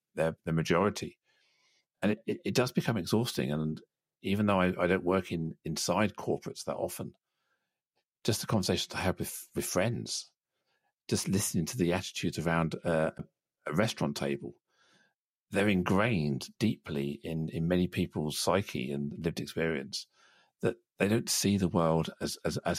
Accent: United Kingdom; I'm still British. I speak the language of my country

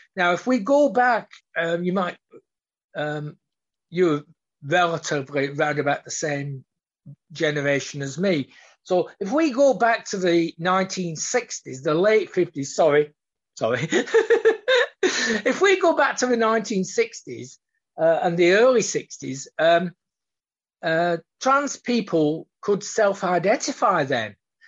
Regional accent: Australia; So being an Australian, and we are very upfront. Aussies are generally upfront

